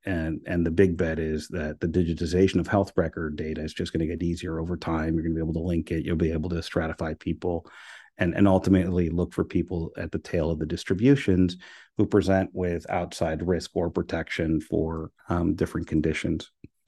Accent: Miami, Florida, United States; As I like to say, I'm from Miami, I don't want you to throw the plastic in the water.

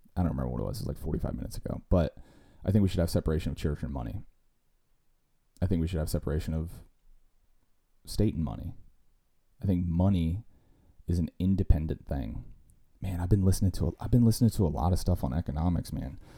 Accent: United States; we as American citizens

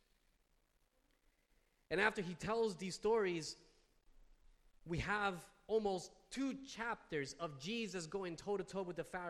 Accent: New Jersey, United States; I'm from New Jersey

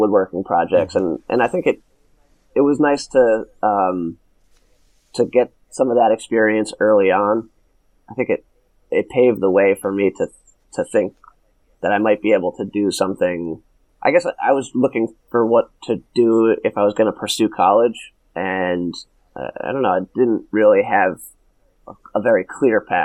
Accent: Montville, New Jersey, United States; I grew up in northern New Jersey, about like half an hour outside of Manhattan, in a town called Montville.

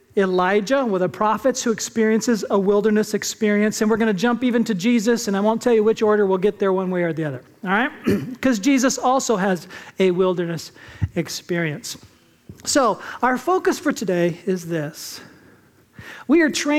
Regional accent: California, United States; also born or lived in Japan; now in Arizona, United States; I grew up in California, at least many of the years

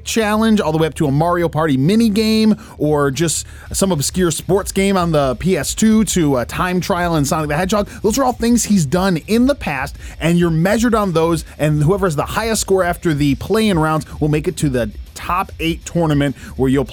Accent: Westland, Michigan, United States; the city of Westland, my hometown

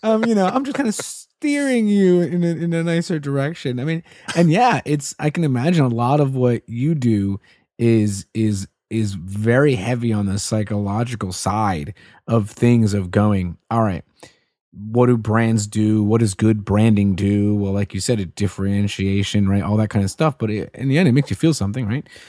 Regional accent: Puerto Rico; moved away; I'm Puerto Rican. I remember I would see all these different Mitsubishis growing up in Puerto Rico

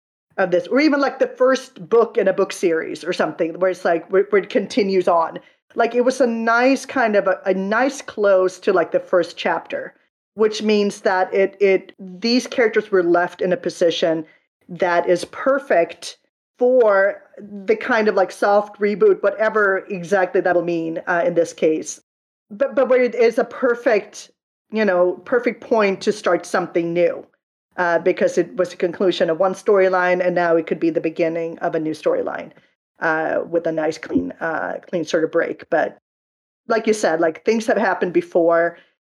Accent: Sweden; English is a second language; I mean, where I grew up in Sweden, I had never heard of Daredevil until the Daredevil movie came out in 2003

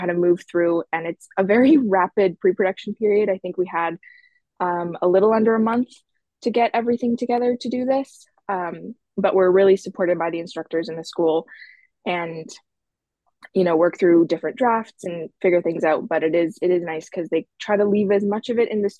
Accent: Edmonton, Alberta, Canada; moved away; Originally, I'm from Edmonton, Alberta, and I moved for school

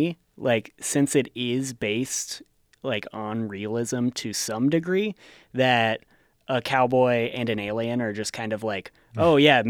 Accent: Gardnerville, Nevada, United States; and I guess I grew up in Gardnerville, so this is much less of a mythical creature for me.

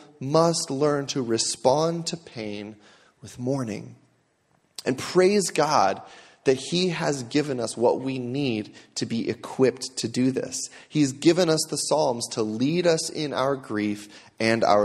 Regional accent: United States; As American Christians

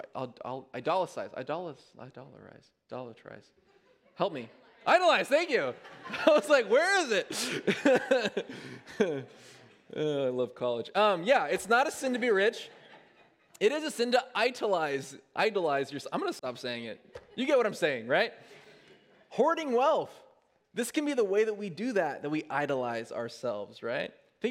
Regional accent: United States; we understand as American people

